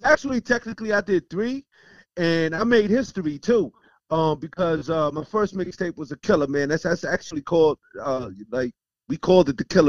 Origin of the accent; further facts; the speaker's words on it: New York City, New York, United States; also born or lived in Bay Ridge, Brooklyn / Bed-Stuy, Brooklyn / Brownsville, Brooklyn; My initial growing up when I was a kid, you know, kid, you know, youngster, I was in Sunset Park, Brooklyn, right next to Park Slope.